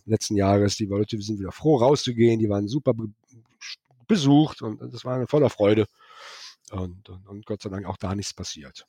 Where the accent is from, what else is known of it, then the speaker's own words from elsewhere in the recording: Rhineland, Germany; now in Kelsterbach, Germany; ich bin ja Rheinländer